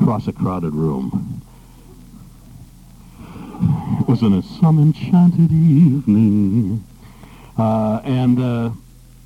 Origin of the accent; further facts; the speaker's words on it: New Bedford, Massachusetts, United States; also born or lived in Los Angeles; now in Boston, United States; I grew up in New Bedford